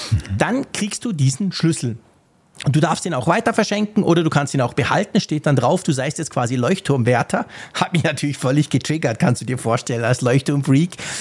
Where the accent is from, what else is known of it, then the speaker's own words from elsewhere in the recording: Switzerland; ich bin Schweizer